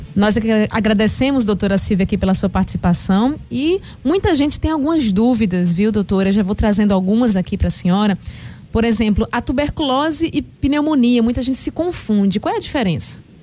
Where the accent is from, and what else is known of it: Recife, Pernambuco, Brazil